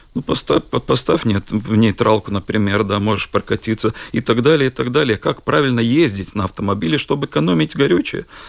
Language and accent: Russian; Bauska, Latvia; я из Бауска